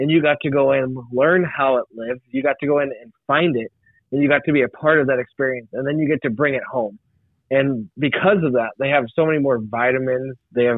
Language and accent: English; United States; Like to me, like as an American, I love freedom.